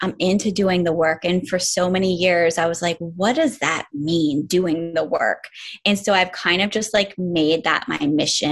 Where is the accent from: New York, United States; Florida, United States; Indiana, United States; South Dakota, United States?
New York, United States; upstate; I'm from New York. I'm from way upstate New York, really close to the Canadian border. So I grew up